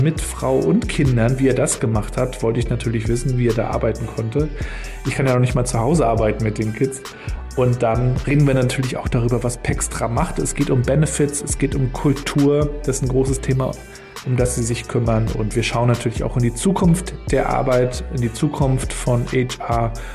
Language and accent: German; Rostock, Mecklenburg-Vorpommern, Germany; moved away as an adult; aus meiner Heimatstadt Rostock. Marc und ich stammen beide aus Mecklenburg-Vorpommern